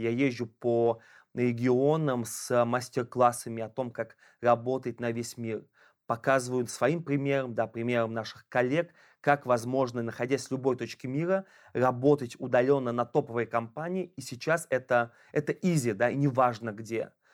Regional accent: Ulyanovsk, Ulyanovsk Oblast, Russia; я из Ульяновска

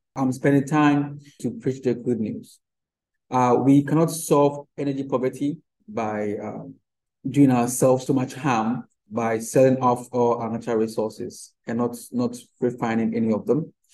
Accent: Ghana; as a Ghanaian

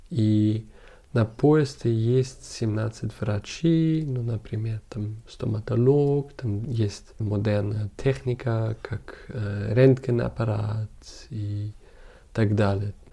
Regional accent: Munich, Bavaria, Germany; Russian is a second language; А я э, из Мюнхена.

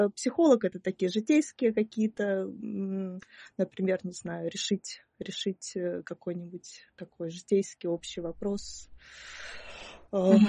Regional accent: Perm, Perm Krai, Russia; also born or lived in Moscow / Saint Petersburg; now in Ukraine; я э, родилась в Перми

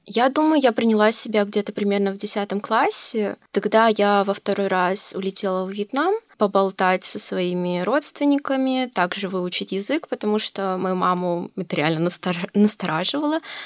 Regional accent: Novosibirsk, Novosibirsk Oblast, Russia; Я родилась в России, конкретно в Новосибирске. Родилась, училась

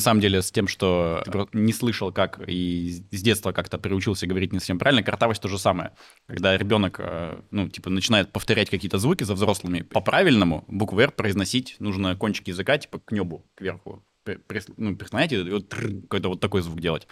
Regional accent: Veliky Novgorod, Novgorod Oblast, Russia; moved away as an adult; now in Moscow, Russia; Я из Великого Новгорода родом.

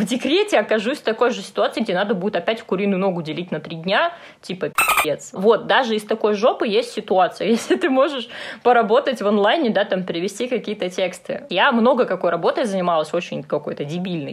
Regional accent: Moscow, Russia; also born or lived in Dnipro; я тоже родилась в Москве

